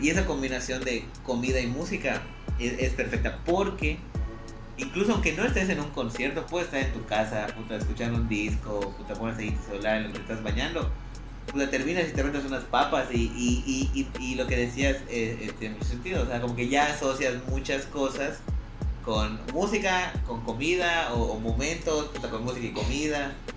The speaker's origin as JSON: {"language": "Spanish", "town": "Mérida", "region": "Yucatán", "country": "Mexico", "tie": "born or raised there", "said": "No pude estar acá en, mi ciudad natal"}